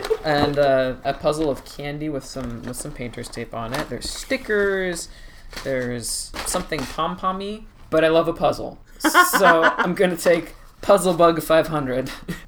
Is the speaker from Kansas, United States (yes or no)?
no; Alaska, United States; I grew up in Alaska